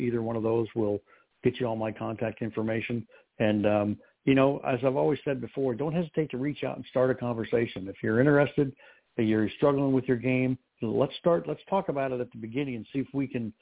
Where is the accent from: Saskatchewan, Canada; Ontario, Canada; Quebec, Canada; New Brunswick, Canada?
Quebec, Canada; Montreal; moved away; also born or lived in British Columbia / California; I was born in Montreal.